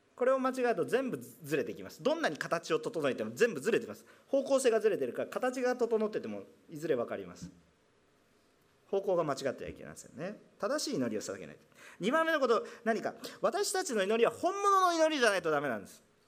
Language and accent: Japanese; Kansai, Japan; also born or lived in Kanto; now in Yokohama, Japan; 関西の出身